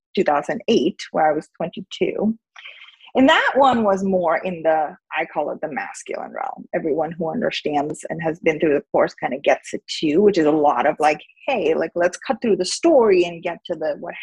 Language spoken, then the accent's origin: English; India; moved away as an adult; now in United States; I grew up in India. I went to college in America, and I came here when I was 18